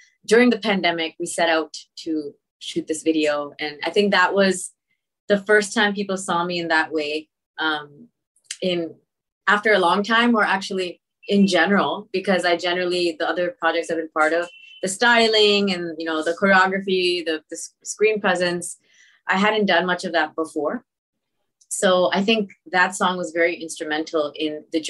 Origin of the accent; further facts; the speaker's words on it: Toronto, Ontario, Canada; I'm from Toronto.